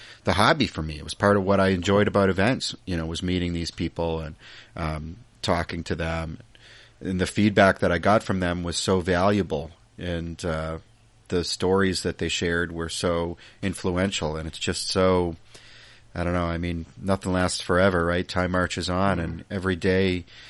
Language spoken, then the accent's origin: English; United States; also born or lived in Massachusetts; I'm an American